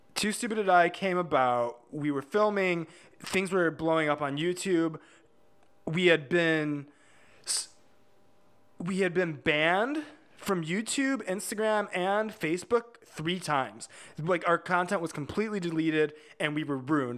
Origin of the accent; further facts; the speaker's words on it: Hobart, Indiana, United States; We all grew up in, uh, like, Northwest Indiana, about four, w, in a town called Hobart